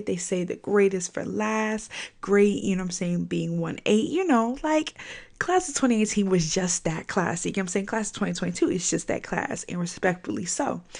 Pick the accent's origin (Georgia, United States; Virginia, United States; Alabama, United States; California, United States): Virginia, United States; I'm from Virginia